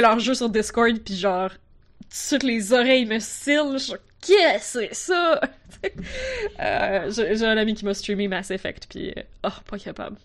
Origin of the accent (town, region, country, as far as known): Quebec, Canada; accent: Quebec